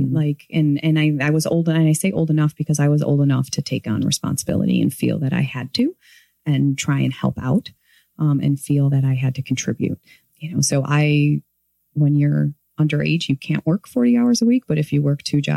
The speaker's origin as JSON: {"language": "English", "town": "Morton Grove", "region": "Illinois", "country": "United States", "tie": "born or raised there", "said": "I grew up in Morton Grove"}